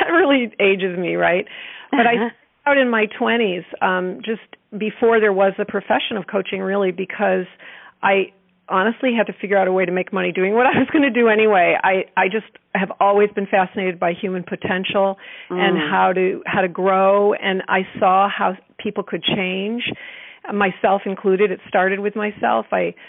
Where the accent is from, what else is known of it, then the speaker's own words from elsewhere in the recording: East Coast, United States; now in Bay Area, United States; I came from the East Coast. I was in school in Vermont and came out here for the summer to the Bay Area.